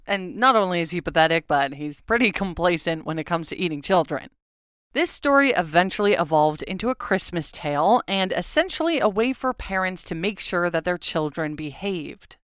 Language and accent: English; Southern California, United States; now in Oregon, United States; Growing up in Southern California